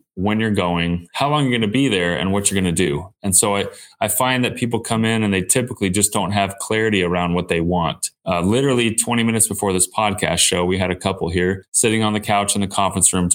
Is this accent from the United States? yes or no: yes; Southern California, United States; So I grew up here in Southern California